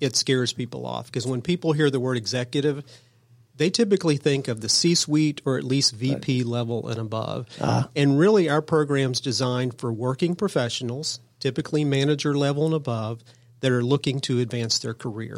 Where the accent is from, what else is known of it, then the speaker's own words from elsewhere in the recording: Cobb County, Georgia, United States; I was born and raised in Cobb County. I'm a Cobb guy